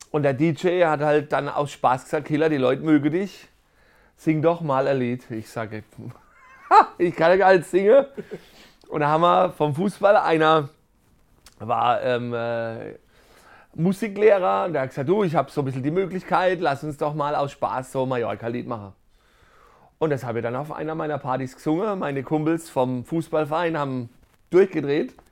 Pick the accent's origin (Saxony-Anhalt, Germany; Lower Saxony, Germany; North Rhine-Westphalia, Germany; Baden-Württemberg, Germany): Baden-Württemberg, Germany; Karlsruhe; Und sonst ähm, als Karlsruher ein gutes Höpfner Pilz.